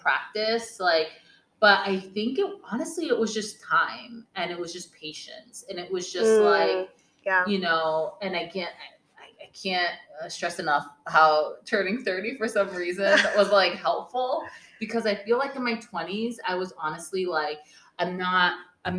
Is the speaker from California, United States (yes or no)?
no; Vermont, United States; moved away; I grew up in Vermont